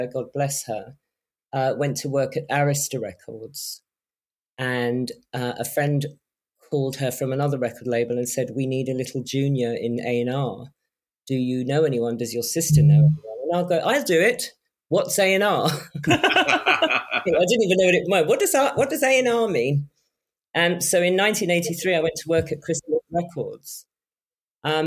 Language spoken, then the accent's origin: English; London, United Kingdom; I grew up in Shepherd's Bush in West London